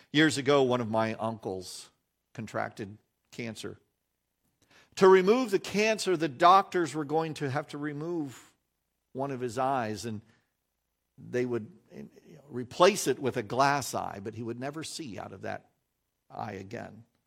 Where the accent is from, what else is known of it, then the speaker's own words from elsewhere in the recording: United States; we as American Christians